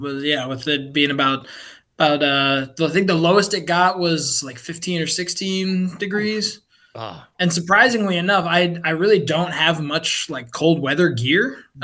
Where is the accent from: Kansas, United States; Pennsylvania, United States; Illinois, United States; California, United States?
Illinois, United States; Chicago suburbs; moved away as an adult; also born or lived in Tampa Bay; now in San Antonio, United States; Growing up in the Chicago suburbs